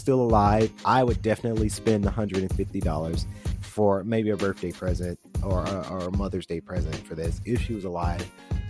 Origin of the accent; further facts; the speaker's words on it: Atlanta, Georgia, United States; because I'm from Atlanta. I'm proud to say, from Atlanta, love Atlanta.